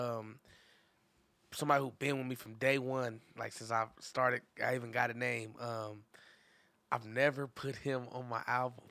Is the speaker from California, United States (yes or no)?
yes; Inglewood, California, United States; that's my hometown